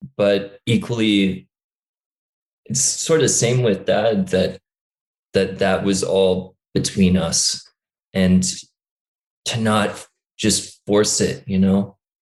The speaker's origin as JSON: {"language": "English", "region": "New York", "country": "United States", "tie": "born or raised there", "also_born_or_lived": "Dublin", "accent": "American", "said": "I grew up in New York, but a lot of people say I have this kind of Californian stoner accent"}